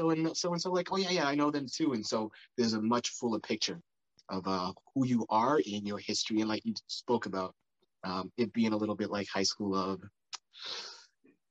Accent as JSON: {"language": "English", "region": "East Coast", "country": "United States", "tie": "born or raised there", "moved": "as an adult", "lives_now": "West Coast, United States", "said": "I'm on the West Coast, I've been growing up on the East Coast"}